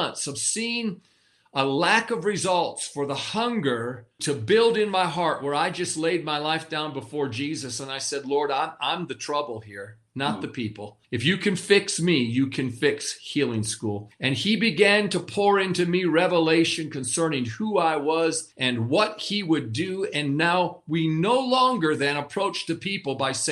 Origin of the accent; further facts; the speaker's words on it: Western New York, United States; I'm from New York, you know. I was born and raised in New York, Western New York, not the city.